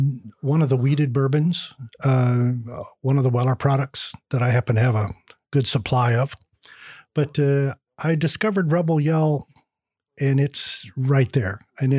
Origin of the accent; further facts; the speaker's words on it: California, United States; also born or lived in Iowa; now in Bardstown, United States; Then my dad, one winter after I was born, decided he'd had quite enough of the snow and headed to California, and that's where I was raised.